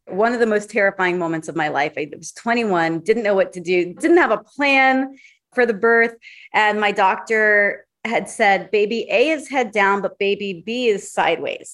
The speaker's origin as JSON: {"language": "English", "town": "Hollywood", "region": "Florida", "country": "United States", "moved": "yes", "lives_now": "Hollywood, United States", "said": "Originally from Hollywood, Florida"}